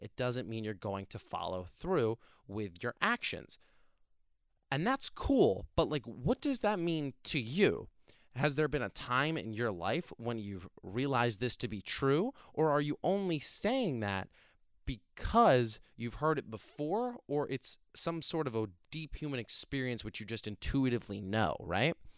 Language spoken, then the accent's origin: English; New Jersey, United States; now in Pennsylvania, United States; I'm from New Jersey originally. I love my state